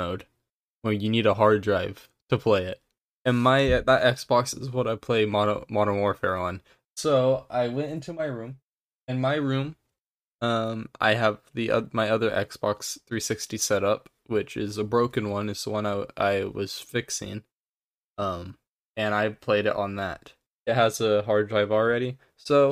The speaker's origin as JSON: {"language": "English", "country": "United States", "said": "I'm American"}